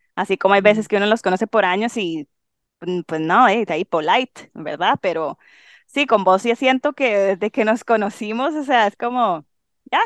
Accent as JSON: {"language": "Spanish", "region": "Limón", "country": "Costa Rica", "tie": "born or raised there", "moved": "as an adult", "said": "soy tica, obviamente. Em, crecí en Limón"}